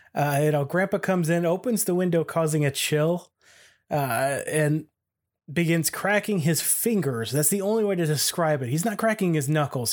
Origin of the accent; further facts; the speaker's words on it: Ohio, United States; we're both from Ohio